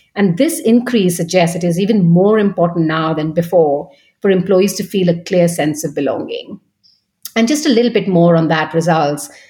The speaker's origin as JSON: {"language": "English", "town": "Kolkata", "region": "West Bengal", "country": "India", "tie": "born or raised there", "also_born_or_lived": "Paris / Munich / Vienna", "moved": "as an adult", "lives_now": "London, United Kingdom", "said": "I'm originally from India in Kolkata. Um, I was born and bred there"}